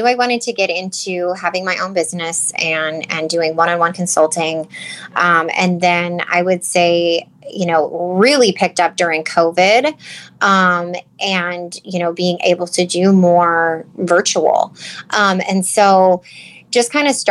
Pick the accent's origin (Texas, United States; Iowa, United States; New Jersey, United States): Iowa, United States; Northwest; also born or lived in Cedar Rapids, Iowa; I am from Northwest Iowa, but I did go to school in Cedar Rapids for 2 years before I transferred to Iowa State.